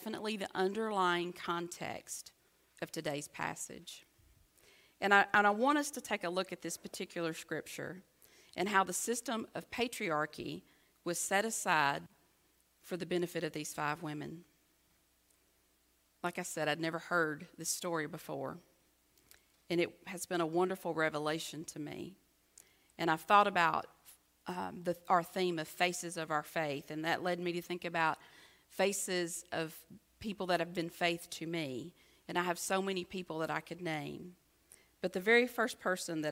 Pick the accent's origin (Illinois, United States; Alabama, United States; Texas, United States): Alabama, United States; near Red Bay; from Red Bay, Alabama, which just happens to be 7 miles from my hometown